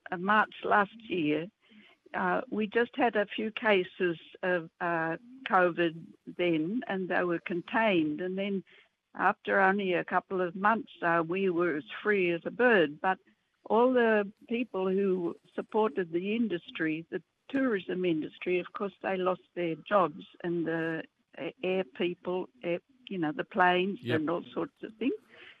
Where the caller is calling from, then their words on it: Suva, Fiji; I'm ringing from Fiji.